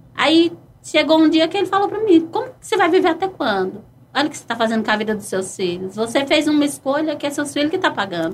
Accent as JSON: {"language": "Portuguese", "town": "Piancó", "region": "Paraíba", "country": "Brazil", "also_born_or_lived": "Ribeirão", "moved": "yes", "said": "eu sou de uma cidade de Piancó, é, Paraíba"}